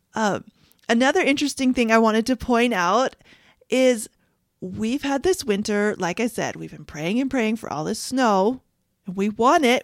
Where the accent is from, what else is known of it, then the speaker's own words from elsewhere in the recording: Canada; moved away; I grew up in Canada